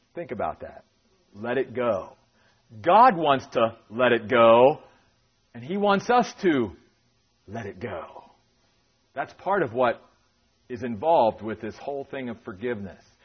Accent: Maryland, United States; moved away as an adult; also born or lived in New York; 10 years pastoring in my home state of Maryland

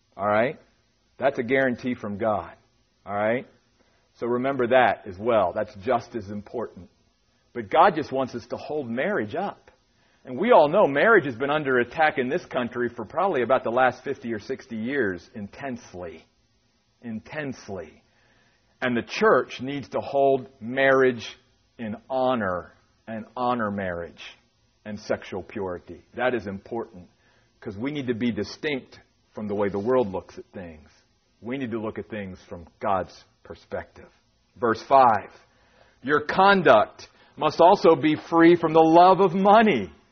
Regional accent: Maryland, United States; moved away as an adult; also born or lived in New York; 10 years pastoring in my home state of Maryland

